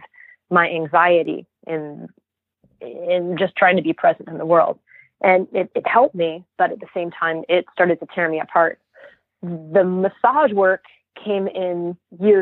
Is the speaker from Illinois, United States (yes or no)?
no; Santa Fe, New Mexico, United States; I grew up in Santa Fe, New Mexico, in a solar home off the grid